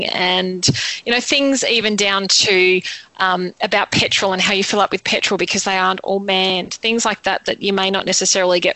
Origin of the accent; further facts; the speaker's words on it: Australia; we're from Australia